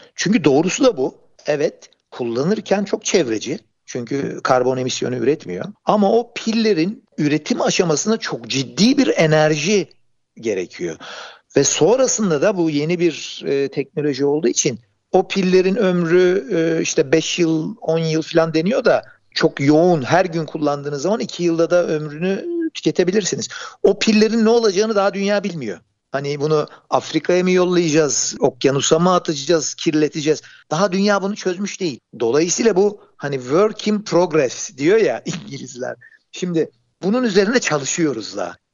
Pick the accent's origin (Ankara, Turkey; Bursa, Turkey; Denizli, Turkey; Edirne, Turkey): Bursa, Turkey; Ben Bursa'da doğdum